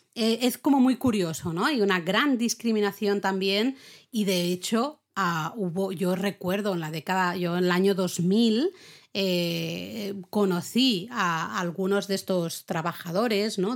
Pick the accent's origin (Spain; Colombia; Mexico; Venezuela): Spain; aquí en España